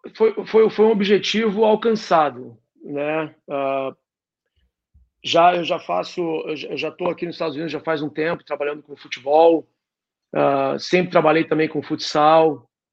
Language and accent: Portuguese; Santos, São Paulo, Brazil; moved away as an adult; also born or lived in San Diego / Milwaukee / Detroit / Philadelphia; now in United States; eu sou de Santos